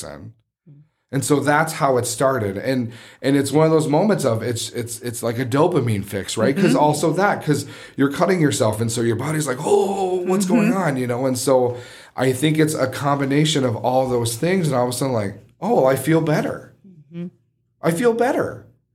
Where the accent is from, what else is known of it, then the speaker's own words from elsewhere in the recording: Midwest, United States; As a Midwesterner